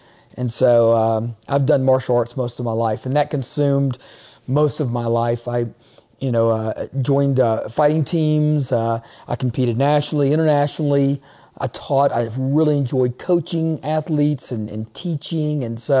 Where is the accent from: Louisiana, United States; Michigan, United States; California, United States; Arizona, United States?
Louisiana, United States; Shreveport; also born or lived in Natchitoches, Louisiana; I grew up in Shreveport, Louisiana, but I went to college and pastored in Natchitoches, Louisiana, a little town south of Shreveport